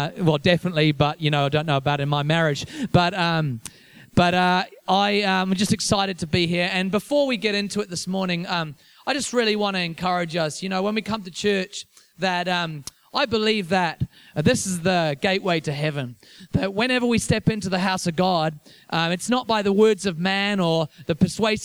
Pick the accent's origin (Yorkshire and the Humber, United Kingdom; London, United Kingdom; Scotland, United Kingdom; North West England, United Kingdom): North West England, United Kingdom; Liverpool; also born or lived in Whanganui, New Zealand; now in Wellington, New Zealand; I'm from England originally, so I grew up in Liverpool